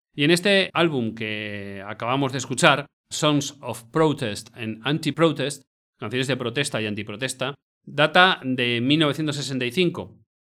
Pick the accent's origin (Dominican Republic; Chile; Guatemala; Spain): Spain; Valencia, Valencian Community; mi tierra, Valencia.